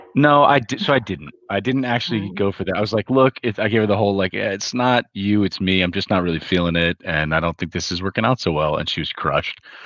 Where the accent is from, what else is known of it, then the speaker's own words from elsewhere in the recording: Hawaii, United States; moved away; I was the very far minority, and I grew up in Hawaii